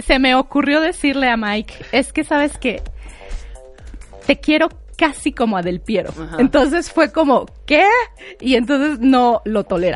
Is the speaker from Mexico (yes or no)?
yes; Mexico; Esos somos los mexicanos